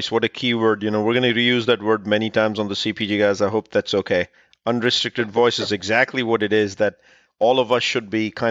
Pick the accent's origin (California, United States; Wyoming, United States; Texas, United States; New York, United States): California, United States; California, my home state